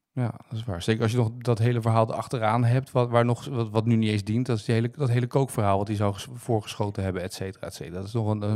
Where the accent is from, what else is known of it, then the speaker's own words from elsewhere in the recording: Noordwijk, South Holland, Netherlands; moved away; VV Noordwijk, waar ik ben opgegroeid